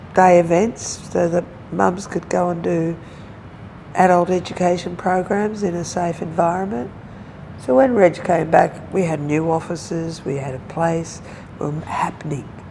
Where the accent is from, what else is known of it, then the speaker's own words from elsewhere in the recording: Melbourne, Victoria, Australia; also born or lived in Mooroopna; I'm born in Melbourne, grew up in and around Melbourne